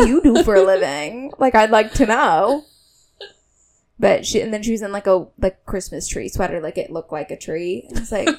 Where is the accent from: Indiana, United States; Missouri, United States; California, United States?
Indiana, United States; moved away; I'm from Indiana. I'm not from here.